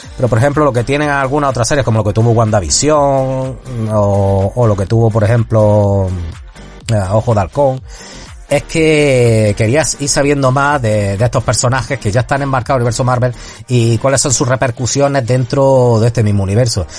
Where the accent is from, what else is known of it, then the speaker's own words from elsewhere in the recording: Spain; la gente que somos de aquí de España